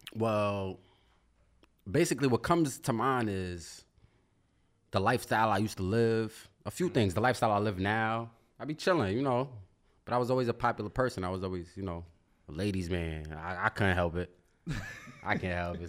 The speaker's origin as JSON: {"language": "English", "town": "New York City", "region": "New York", "country": "United States", "said": "I'm from Brooklyn, New York."}